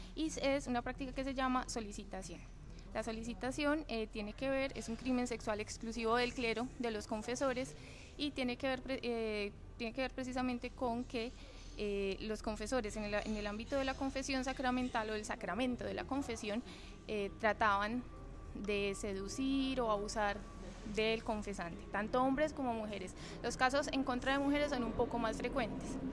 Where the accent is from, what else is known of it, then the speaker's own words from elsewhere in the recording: Medellín, Antioquia, Colombia; moved away as an adult; now in Lisbon, Portugal; yo soy de Medellín, que es la segunda ciudad como más grande de Colombia